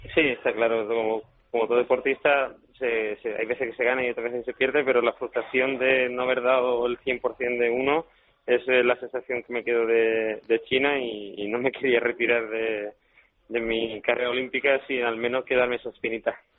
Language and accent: Spanish; La Línea de la Concepción, Andalusia, Spain; Yo soy del estrecho de Gibraltar, de la línea de Concepción